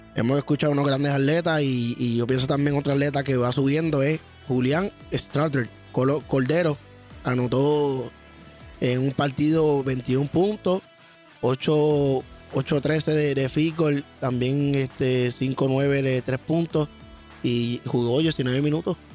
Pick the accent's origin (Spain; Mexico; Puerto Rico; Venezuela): Puerto Rico; Sabana Grande; de allá mi pueblo Sama Grande